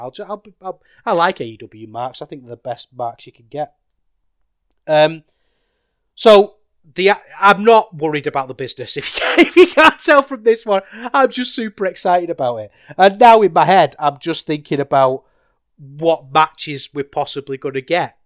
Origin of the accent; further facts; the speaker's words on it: United Kingdom; as a British wrestling fan